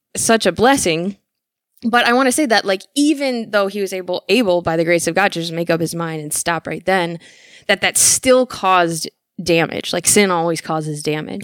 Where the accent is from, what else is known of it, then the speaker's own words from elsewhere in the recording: Michigan, United States; moved away as an adult; also born or lived in California; growing up in Michigan